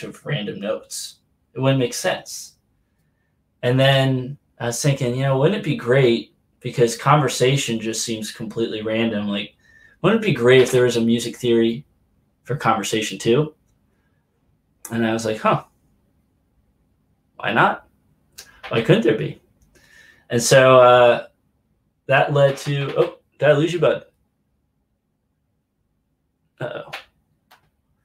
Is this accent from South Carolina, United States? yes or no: no; Reading, Pennsylvania, United States; I grew up in Reading, Pennsylvania.